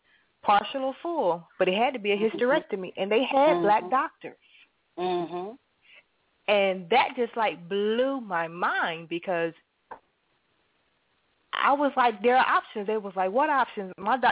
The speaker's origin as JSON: {"language": "English", "town": "Hillsborough", "region": "North Carolina", "country": "United States", "said": "I'm from Hillsboro, which is, you know, Raleigh-Durham in North Carolina."}